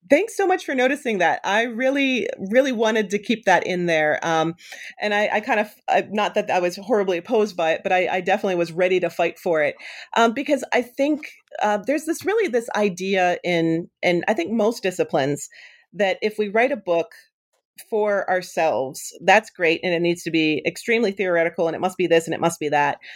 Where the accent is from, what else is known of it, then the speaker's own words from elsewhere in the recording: Western Pennsylvania, United States; moved away; I grew up in Western Pennsylvania